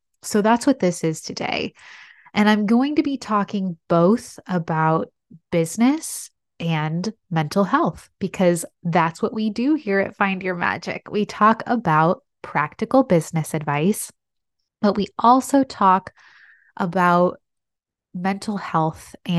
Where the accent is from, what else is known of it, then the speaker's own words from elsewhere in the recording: San Diego, California, United States; all of my doctors are in my hometown of San Diego.